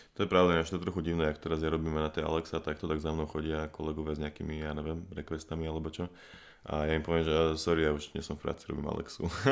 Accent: Bratislava, Bratislava Region, Slovakia; also born or lived in United States / Germany; Som tiež z Bratislavy, tiež dlhých dielov. V podstate celý život žijem tu.

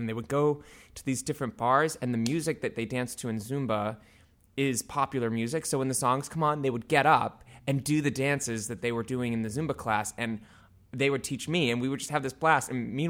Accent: Avon, Massachusetts, United States; I am from Avon, Massachusetts, yes.

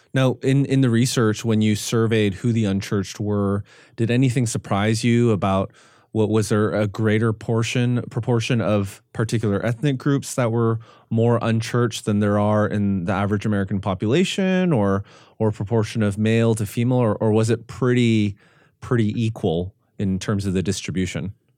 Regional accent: Canada; I'm, I'm Canadian

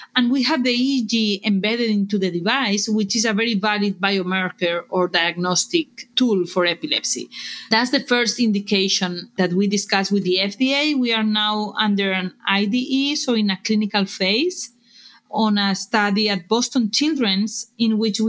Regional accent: Barcelona, Catalonia, Spain; English is a second language; moved away as an adult; now in United States; We were incorporated in 2011 in Barcelona, as you can tell by my accent

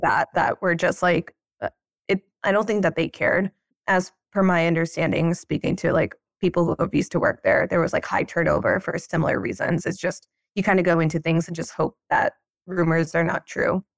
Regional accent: Pennsylvania, United States; moved away; I'm from Pennsylvania

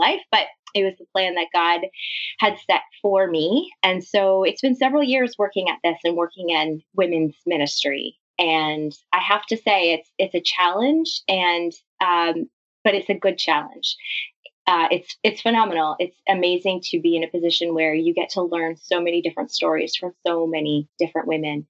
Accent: Canada; also born or lived in London, Ontario; I'm Canadian. I live in a city just outside of Toronto called London

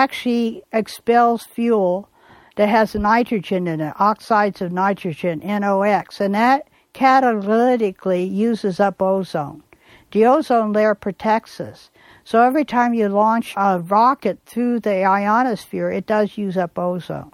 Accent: Bay Area, California, United States; I grew up in the Bay Area in California

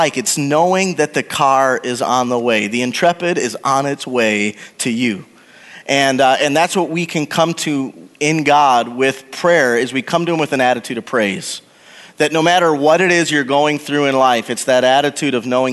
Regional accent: Wisconsin, United States; moved away as an adult; also born or lived in Oklahoma; I was born and raised in Wisconsin

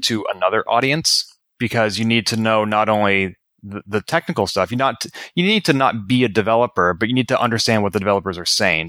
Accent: Massachusetts, United States; moved away; I'm natively from Massachusetts, which is a little closer to you

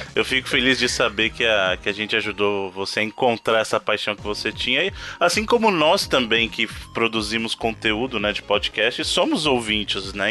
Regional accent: São Paulo, Brazil; o Evandro e eu, que somos de São Paulo

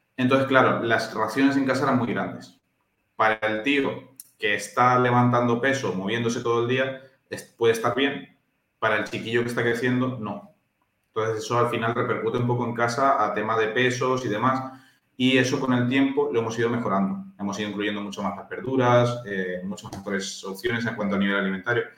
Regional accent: Valencia, Valencian Community, Spain; also born or lived in Temuco, Chile; aunque yo ya he nacido en Chile, yo soy de la terreta, porque llevo desde los cinco años en Valencia y prácticamente soy valenciano.

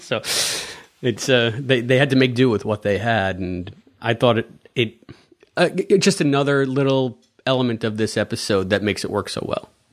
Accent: New York, United States; Being a New Yorker

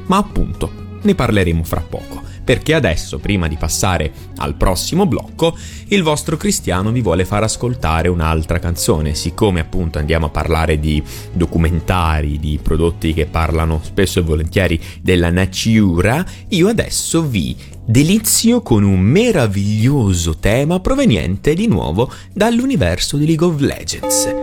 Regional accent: Bari, Apulia, Italy; dalle parti mie, a Beri

